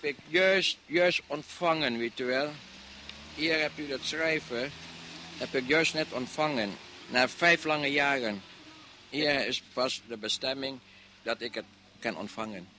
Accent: Indonesia; moved away as an adult; now in Netherlands; Ik ben een Nederlander, al ben ik een Indische jongen, maar ik voel me Nederlander

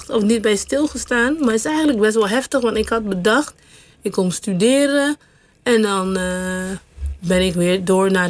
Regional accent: Caribbean Netherlands; moved away as an adult; also born or lived in Curaçao; now in Netherlands; Vooral dat ik gewoon van een klein eilandje. Je zei geboren op Sint Eustatius, maar ik ben geboren op Curaçao. Nou, maar op Sint Eustatius

